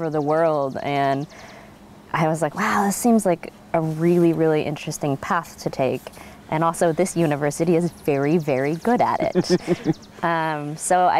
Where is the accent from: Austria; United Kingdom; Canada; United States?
United States; Gearhart, Oregon; also born or lived in California; I was raised on the Northwest Coast here in a little town called Gearhart